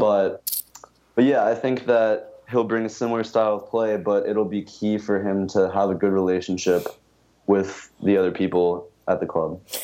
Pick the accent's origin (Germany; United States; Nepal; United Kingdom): United States; as an American